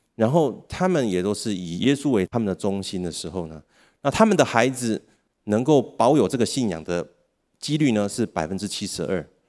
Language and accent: Chinese; Taiwan; 我们台湾的人口正在逐渐地减少